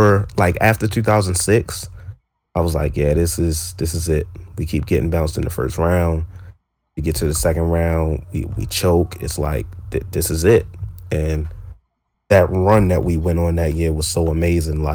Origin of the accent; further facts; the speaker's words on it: Baltimore, Maryland, United States; I'm from Baltimore, Maryland